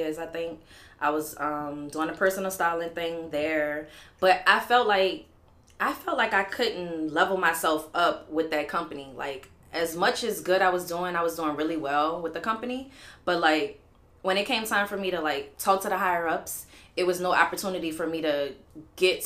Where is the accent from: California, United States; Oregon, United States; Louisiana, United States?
Louisiana, United States; New Orleans; moved away as an adult; also born or lived in Texas; I'm from New Orleans. I'm out the 9 wall, Bywater, downtown baby, 7 wall, 8 wall